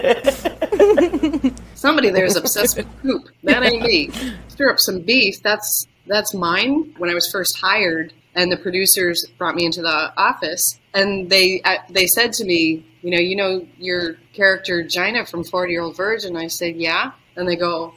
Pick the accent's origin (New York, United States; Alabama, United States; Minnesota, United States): Minnesota, United States; I am from Minnesota